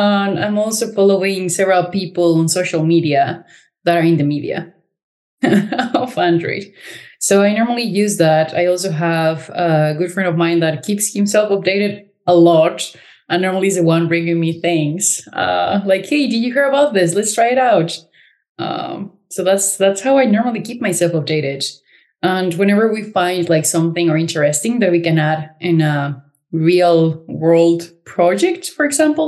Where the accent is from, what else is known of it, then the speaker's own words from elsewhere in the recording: Cancun, Quintana Roo, Mexico; moved away as an adult; now in Berlin, Germany; I am originally from Cancun, Mexico